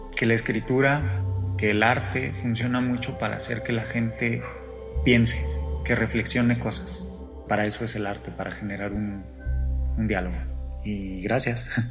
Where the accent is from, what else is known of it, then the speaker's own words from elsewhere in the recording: Morelia, Michoacán, Mexico; soy de Morelia, Michoacán, vivo en Morelia, Michoacán.